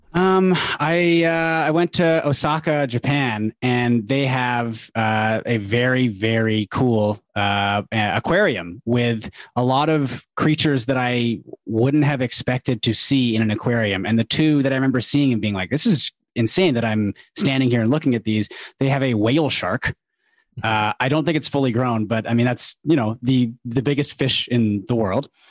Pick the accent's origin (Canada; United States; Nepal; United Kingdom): Canada; Vancouver, British Columbia; I've I've lived in Vancouver my whole life. It doesn't get that cold out here.